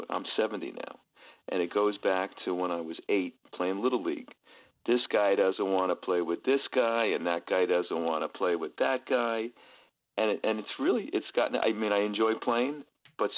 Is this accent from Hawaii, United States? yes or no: no; East Meadow, New York, United States; I grew up in East Meadow, Long Island